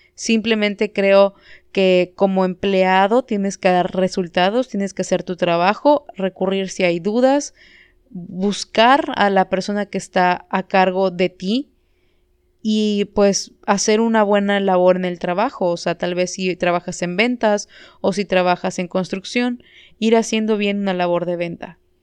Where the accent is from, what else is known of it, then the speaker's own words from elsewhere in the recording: Yucatán, Mexico; como mexicanos, como yucatecos